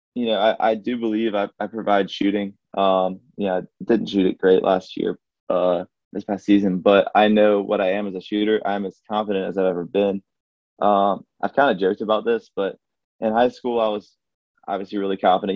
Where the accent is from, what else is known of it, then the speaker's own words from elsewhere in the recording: Alabama, United States; my home state